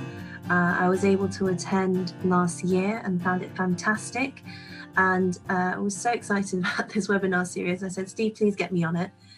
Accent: United Kingdom; now in Hong Kong; You can hear that I am from the UK, or some people may think I'm from Australia.

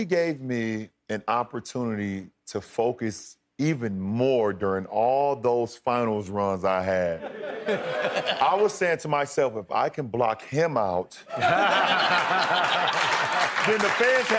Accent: Akron, Ohio, United States; moved away as an adult; now in Los Angeles, United States; I'm a kid from Akron, Ohio

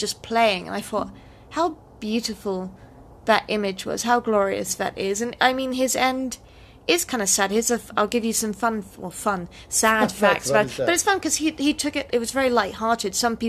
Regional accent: United Kingdom; I'm British, so I that.

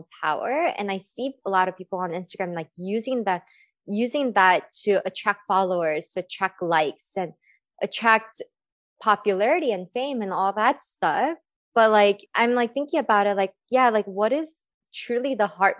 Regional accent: California, United States; I grew up in California.

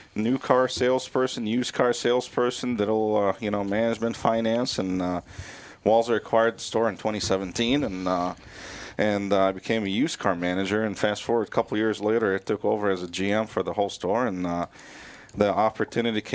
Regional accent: Beirut, Beirut Governorate, Lebanon; now in Minnesota, United States; I grew up in Beirut.

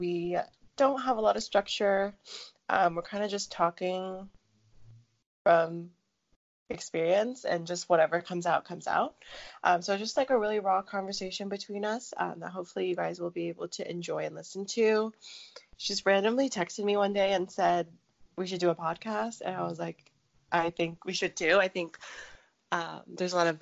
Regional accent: near Seattle, Pacific Northwest, Washington, United States; I grew up in a city about half an hour away from Seattle. So I'm from the Pacific Northwest

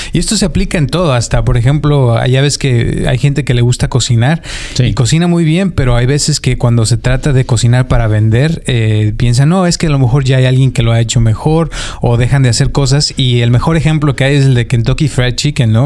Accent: Mexico; soy mexicano

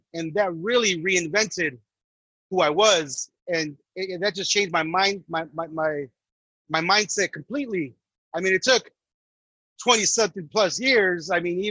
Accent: Santa Ana, California, United States; In Santa Ana, for those that don't understand Santana. So growing up out there in the 90s, I mean, it's like growing up in L.A.

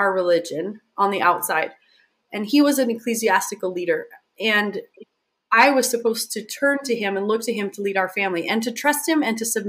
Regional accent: Southern Utah, United States; moved away as an adult; also born or lived in Hawaii; I was born and raised in Southern Utah

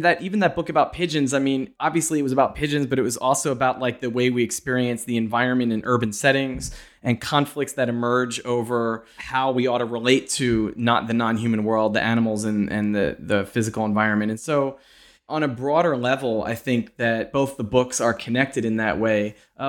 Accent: Pennsylvania, United States; I'm from Pennsylvania. And so as it picked up there and I started hearing it being referred to as the Saudi Arabia of natural gas, I was very curious and a bit alarmed about what was happening in my home state.

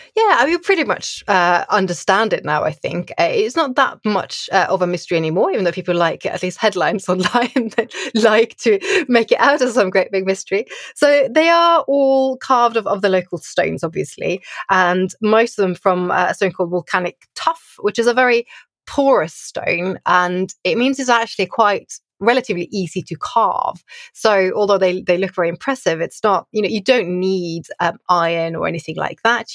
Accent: Oslo, Norway; I grew up in Oslo in Norway

